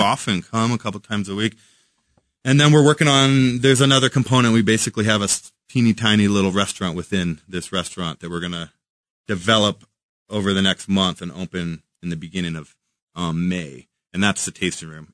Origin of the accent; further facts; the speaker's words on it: Washington, United States; now in Kansas City, United States; Washington, in my home state